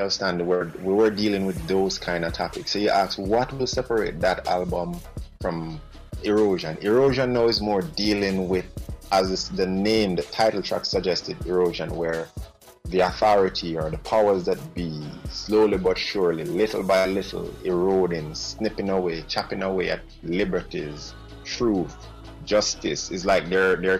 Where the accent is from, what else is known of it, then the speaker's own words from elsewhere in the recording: Jamaica; as a Jamaican, in my culture, that was seen as a big deal.